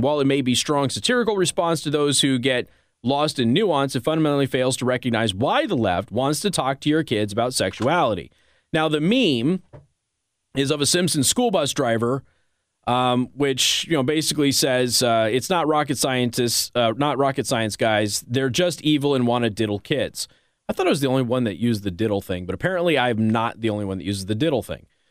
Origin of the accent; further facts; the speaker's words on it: Las Vegas, Nevada, United States; I grew up in Las Vegas. I don't know how much you know about me. Like, I'm from Las Vegas